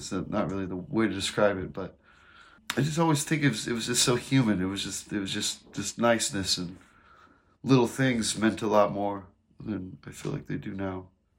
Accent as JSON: {"language": "English", "town": "Piedmont", "region": "Oklahoma", "country": "United States", "tie": "born or raised there", "also_born_or_lived": "Edmond, Oklahoma / Los Angeles, California", "moved": "as an adult", "said": "I was born in Edmond, Oklahoma. I grew up a lot of my life in Piedmont, which is, pretty close to like Yukon, Deer Creek area. So I ended up finishing my adolescent life in Piedmont, America."}